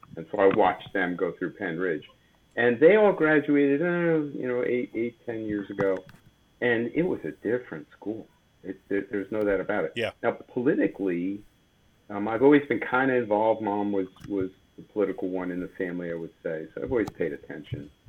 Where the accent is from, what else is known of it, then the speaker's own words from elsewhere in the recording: Bethlehem, Pennsylvania, United States; I'm originally from the Lehigh Valley, Bethlehem. Um, born and raised